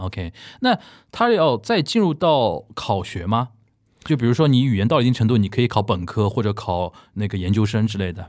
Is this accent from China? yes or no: yes; Shanghai, China; 现在回到上海，在从事这个文化交流这方面的工作